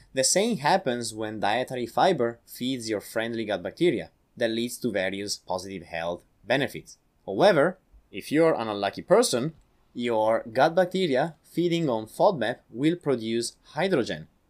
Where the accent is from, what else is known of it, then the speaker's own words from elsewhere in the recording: Italy; accent: Italian; English is a second language; I'm from Italy